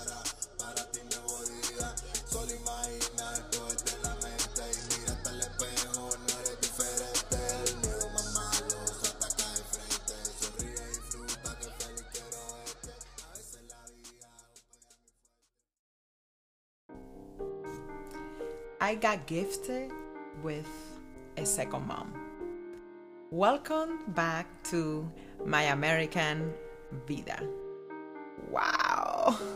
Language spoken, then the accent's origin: English; Cuba; born or raised there; now in United States